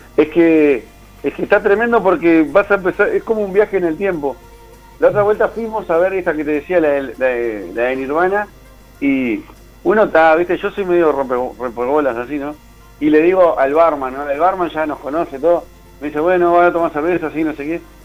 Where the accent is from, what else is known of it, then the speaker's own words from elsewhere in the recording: Uruguay; soy de Uruguay